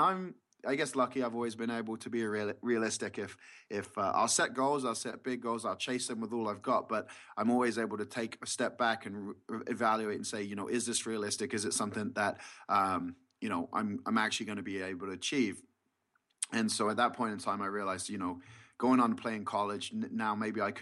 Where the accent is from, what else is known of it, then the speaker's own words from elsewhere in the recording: England, United Kingdom; now in United States; I grew up in England, and I grew up playing the sport of basketball.